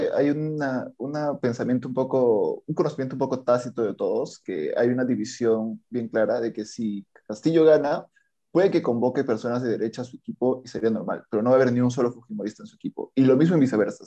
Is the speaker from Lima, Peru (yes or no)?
no; Andahuaylas, Apurímac, Peru; Yo soy de la Sierra Sur, en realidad de natural de Andahuaylas, toda mi familia es de allá